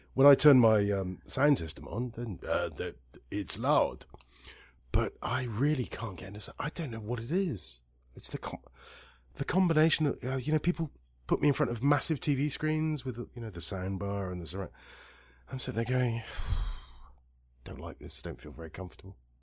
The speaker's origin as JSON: {"language": "English", "region": "Scotland", "country": "United Kingdom", "moved": "yes", "lives_now": "Italy", "said": "I'm more Scottish than Irish"}